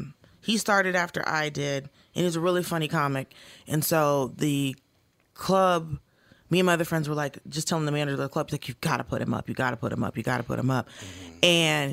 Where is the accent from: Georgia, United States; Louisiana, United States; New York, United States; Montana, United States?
Georgia, United States; Atlanta; I grew up, for the most part, in Atlanta.